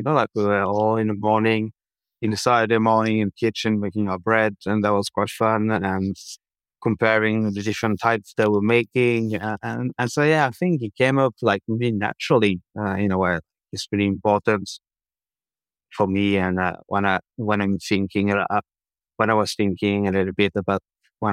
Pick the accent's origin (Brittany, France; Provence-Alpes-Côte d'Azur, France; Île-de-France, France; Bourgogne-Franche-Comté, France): Bourgogne-Franche-Comté, France; Dijon; moved away; I was growing up in France